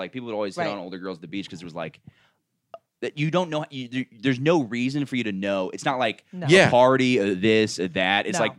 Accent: Orlando, Florida, United States; Yeah, yeah, yeah.

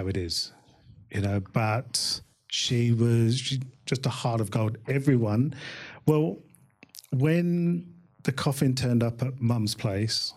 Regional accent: London, United Kingdom; moved away as an adult; born in Hammersmith, lived in London most of my life

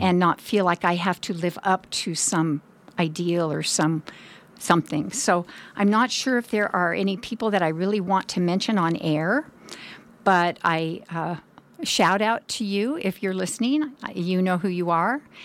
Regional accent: Oroville, California, United States; also born or lived in San Diego / Bay Area; I was raised most of my childhood in Oroville, which is about a little over an hour away.

